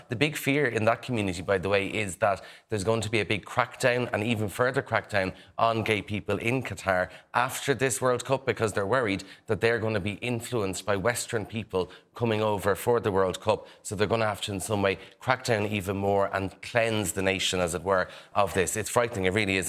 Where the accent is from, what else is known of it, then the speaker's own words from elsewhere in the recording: Kildare, Leinster, Ireland; accent: Irish; I'm from Kildare